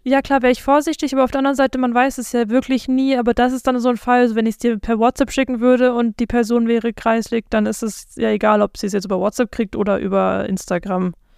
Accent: South Africa; now in Germany; ich komme ja aus Südafrika eigentlich

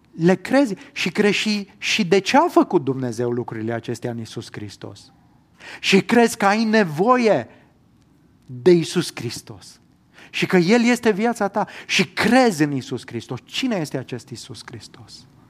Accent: Romania; eu, în calitate de cetățean român, da? eu pot spune că m-am născut în România, că am cetățenia română

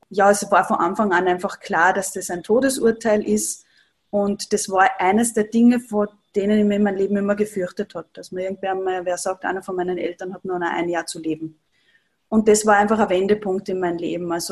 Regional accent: Upper Austria, Austria; now in Vienna, Austria; Ich komme aus Oberösterreich und habe eine Ayurveda-Praxis im siebten Bezirk in Wien.

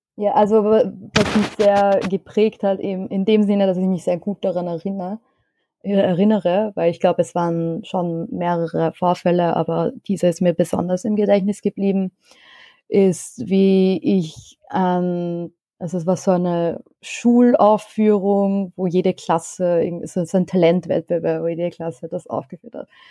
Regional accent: Vienna, Austria; Ich bin in Wien geboren und aufgewachsen, aber meine Eltern kommen beide aus dem Iran

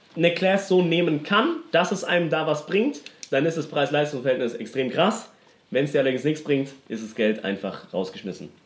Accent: Stuttgart, Baden-Württemberg, Germany; Ich komme aus Stuttgart

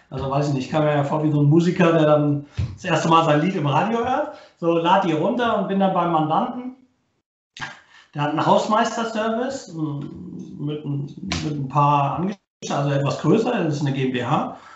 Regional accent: Baden-Württemberg, Germany; born there; ich komme gebürtig nicht aus Rostock, äh, bin geboren im Schwabenland, also auch ein Schwabe

